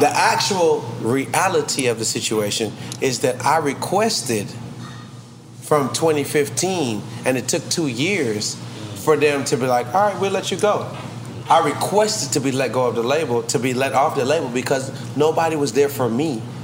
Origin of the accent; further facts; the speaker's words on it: Atlanta, Georgia, United States; I'm from Atlanta